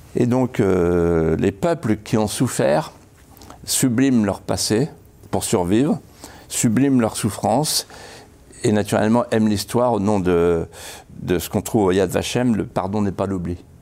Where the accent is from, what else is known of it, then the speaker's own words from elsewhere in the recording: Vendée, Pays de la Loire, France; Quand j'étais petit, avec mon père et ma mère, dans la deux chevaux, on, partait de chez moi à la Bralière et on allait au Mont des Alouettes, qui était notre Everest à nous, 250 mètres de haut. Et pour aller au Mont des Alouettes, il fallait traverser un carrefour célèbre en Vendée